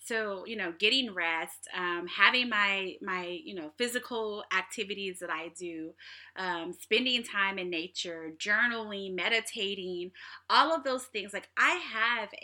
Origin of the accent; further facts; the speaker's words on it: Kansas City, Missouri, United States; now in Seattle, United States; I'm from Kansas City